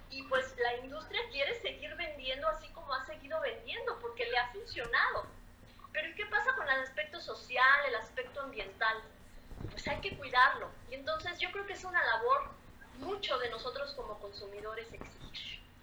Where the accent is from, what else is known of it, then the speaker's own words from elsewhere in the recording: Mexico; ese sentimiento que tenemos como mexicanos de ser solidarios